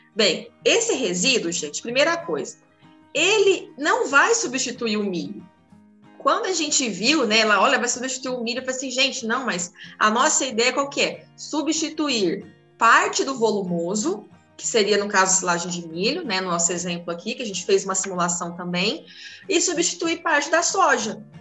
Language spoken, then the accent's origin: Portuguese; Paraná, Brazil; moved away; eu sou do Paraná